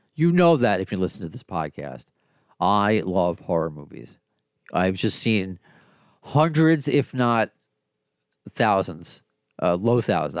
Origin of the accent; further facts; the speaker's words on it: Long Island, New York, United States; also born or lived in Brooklyn; now in Queens, United States; I grew up in, uh, Long Island, born in Brooklyn